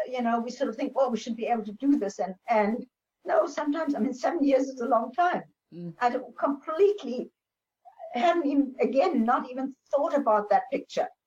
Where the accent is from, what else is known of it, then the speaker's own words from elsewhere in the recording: Namibia; they so loved the idea that I came from Namibia, that I was the first pilot, female pilot in Namibia.